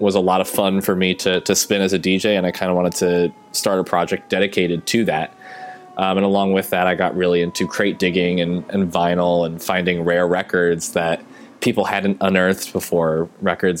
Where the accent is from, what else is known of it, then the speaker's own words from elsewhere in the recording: Boston, Massachusetts, United States; I'm from Boston